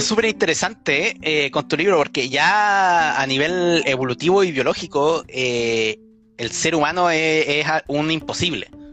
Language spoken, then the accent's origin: Spanish; Chile; como los que vivimos en países tercermundistas, como los chilenos